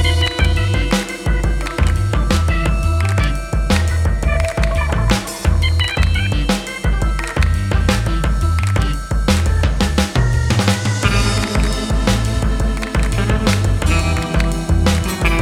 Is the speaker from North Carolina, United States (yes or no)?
yes; east of Charlotte, rural North Carolina, United States; moved away as an adult; also born or lived in Asheville, North Carolina; now in California, United States; I grew up in rural North Carolina, east of Charlotte, like about an hour